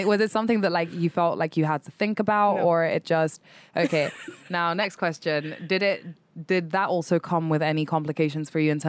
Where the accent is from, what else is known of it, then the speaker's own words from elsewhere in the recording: Ibadan, Oyo, Nigeria; In my hometown.